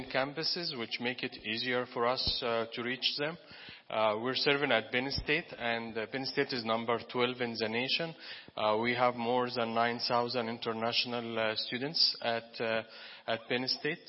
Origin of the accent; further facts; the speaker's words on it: Egypt; moved away; I'm from Egypt